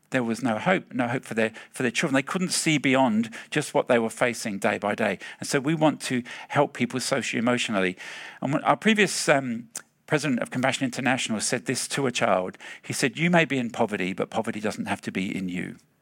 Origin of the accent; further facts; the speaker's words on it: England, United Kingdom; now in Australia; I'm from the Palmy Land